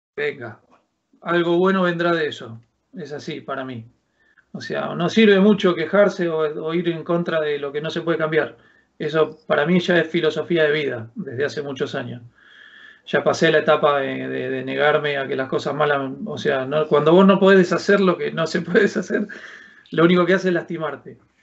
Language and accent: Spanish; Argentina; moved away as an adult; now in Alcalá de Henares, Spain; Soy un argentino que se vino a vivir a los 42 años a España